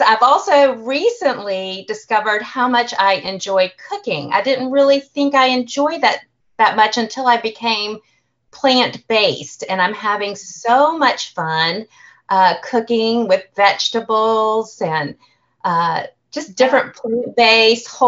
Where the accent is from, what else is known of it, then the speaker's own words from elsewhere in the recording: Atlanta, Georgia, United States; accent: Southern; also born or lived in New York; now in Savannah, United States; I just grew up in a loving home, mom and dad, two sisters, just outside the Atlanta area in the suburbs